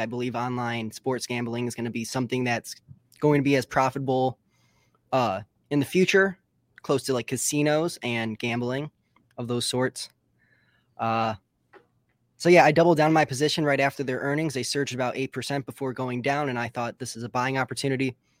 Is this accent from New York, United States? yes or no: no; West Bloomfield, Michigan, United States; I'm from West Bloomfield, Michigan, which is about forty-five minutes outside of Detroit.